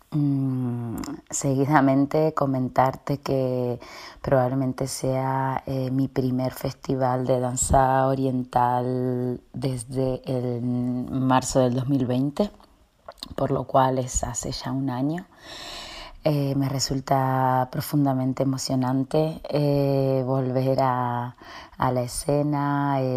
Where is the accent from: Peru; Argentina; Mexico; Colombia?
Argentina; Viedma, Río Negro; moved away; yo nací en Viedma, Río Negro, Patagonia, Argentina